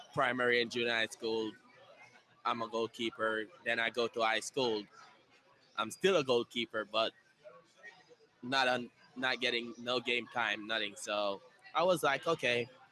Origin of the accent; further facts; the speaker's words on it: Montego Bay, Saint James, Jamaica; now in Indianapolis, United States; I'm from Jamaica, and I'm from Montego Bay in Jamaica